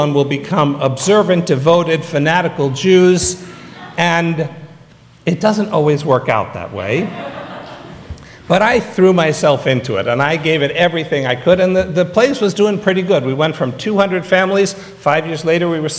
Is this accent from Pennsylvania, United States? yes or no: no; San Francisco, California, United States; moved away; I grew up an atheist in San Francisco